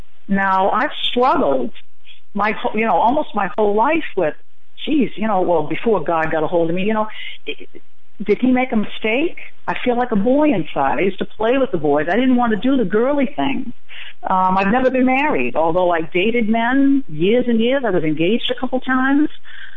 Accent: Boston, Massachusetts, United States; moved away as an adult; now in Florida, United States; I'm originally from the Boston area

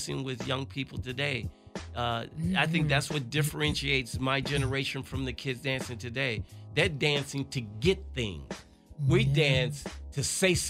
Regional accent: Chicago, Illinois, United States; moved away; my roots growing up in Chicago

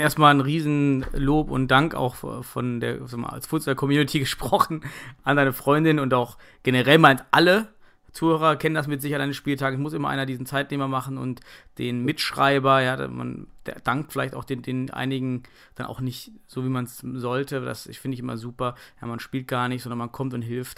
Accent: North Rhine-Westphalia, Germany; bei uns im Westen oder ein bisschen am Niederrhein

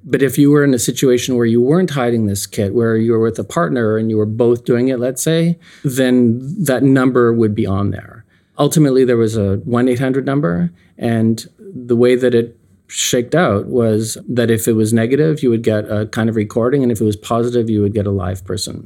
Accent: Canada; now in United States; I'm Canadian, still Canadian. I've been here for thirty, thirty-two years

